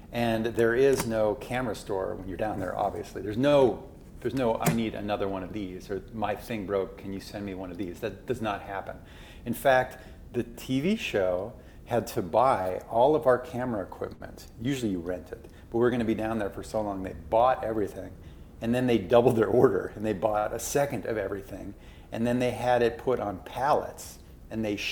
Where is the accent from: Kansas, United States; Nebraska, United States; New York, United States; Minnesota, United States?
Minnesota, United States; moved away as an adult; also born or lived in Alaska; I grew up in Minnesota